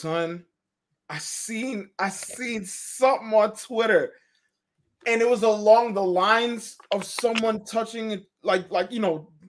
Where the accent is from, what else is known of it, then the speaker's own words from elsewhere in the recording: New York, United States; being a New Yorker.